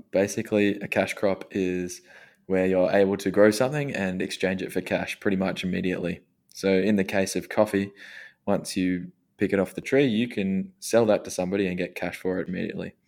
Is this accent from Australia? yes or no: yes; Australia; growing up in Australia